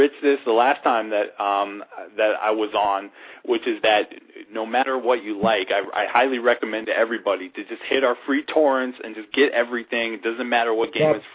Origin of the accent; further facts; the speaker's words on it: Connecticut, United States; I grew up in Connecticut